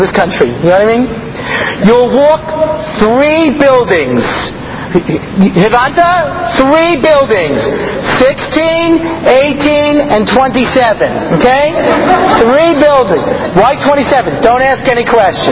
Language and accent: English; Long Island, New York, United States; now in Israel; I grew up out on Long Island.